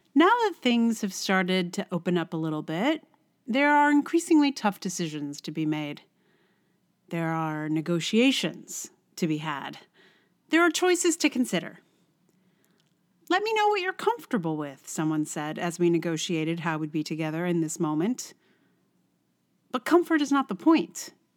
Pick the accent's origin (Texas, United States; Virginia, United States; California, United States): Virginia, United States; now in New York, United States; I'm not even from West Virginia, I'm from Virginia, which is a whole other state